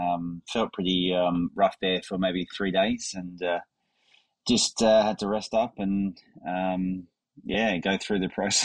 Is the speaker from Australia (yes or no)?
yes; Australia; growing up in Australia